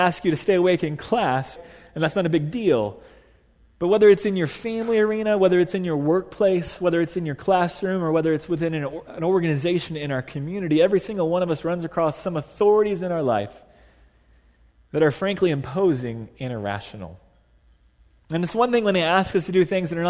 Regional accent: Dallas, Texas, United States; I grew up in Dallas, Texas at a private Catholic all-guy high school

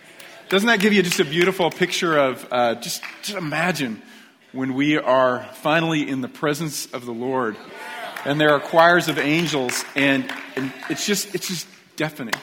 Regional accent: New York, United States; moved away; I was raised in New York

